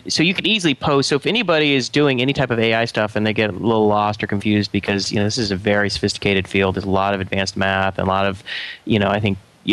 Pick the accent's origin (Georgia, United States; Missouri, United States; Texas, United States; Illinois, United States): Georgia, United States; Atlanta; moved away as an adult; also born or lived in Chicago; now in Pasadena, United States; I'm actually from Atlanta, so I grew up there